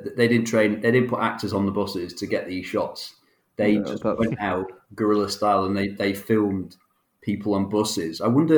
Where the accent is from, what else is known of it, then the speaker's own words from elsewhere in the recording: Manchester, North West England, United Kingdom; we're all Mancunians. We're all from Manchester.